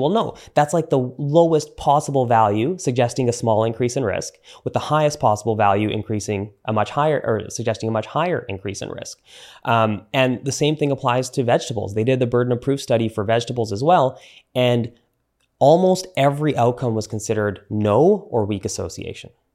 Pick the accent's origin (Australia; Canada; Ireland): Canada; I'm Canadian